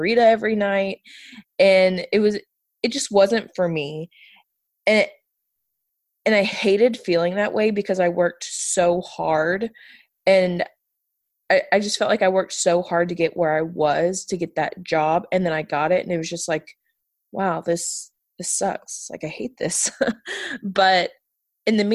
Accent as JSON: {"language": "English", "area": "outside of Houston", "region": "Texas", "country": "United States", "tie": "born or raised there", "also_born_or_lived": "Pikeville, Kentucky", "moved": "as an adult", "said": "I was born and raised right outside of Houston"}